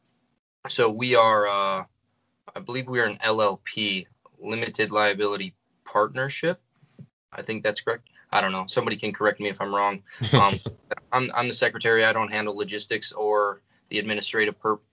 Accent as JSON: {"language": "English", "region": "North Central North Dakota", "country": "United States", "said": "we're from North Central North Dakota"}